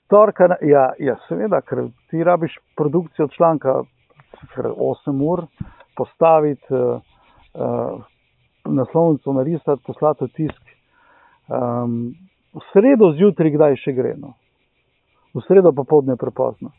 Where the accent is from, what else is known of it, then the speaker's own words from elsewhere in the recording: Velenje, Slovenia; sem iz Velenja